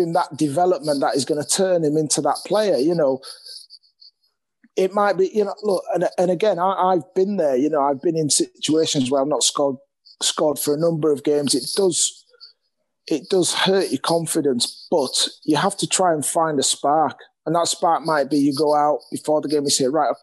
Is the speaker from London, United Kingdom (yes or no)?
no; Leeds, Yorkshire and the Humber, United Kingdom; I'm actually from Leeds, so, you know, my family's here